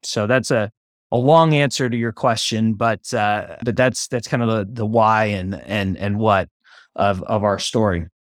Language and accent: English; Oakland, California, United States; I was born and raised in Oakland, California